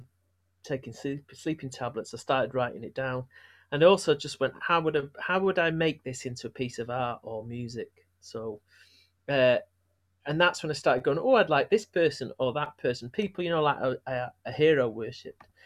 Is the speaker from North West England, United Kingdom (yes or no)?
yes; Manchester, North West England, United Kingdom; growing up in Manchester, stuff I talk about, being Irish and English, being both, being neither.